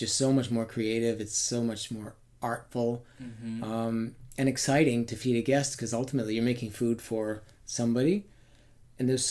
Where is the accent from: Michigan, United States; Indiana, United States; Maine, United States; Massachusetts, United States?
Maine, United States; I grew up in Maine, so we had real seasons.